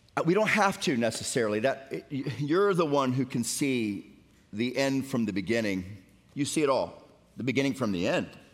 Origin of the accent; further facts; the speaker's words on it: Florida, United States; now in Tennessee, United States; I grew up in Florida